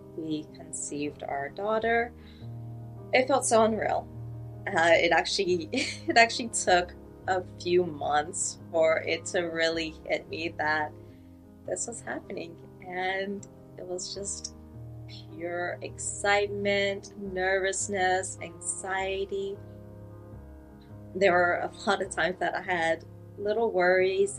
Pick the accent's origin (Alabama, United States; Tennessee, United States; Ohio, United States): Alabama, United States; I'm from Alabama